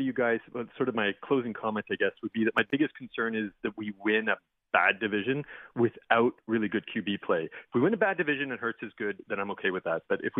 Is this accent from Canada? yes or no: yes; Canada; I'm Canadian